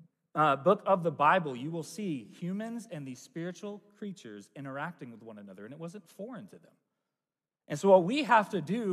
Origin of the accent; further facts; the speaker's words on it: United States; as a American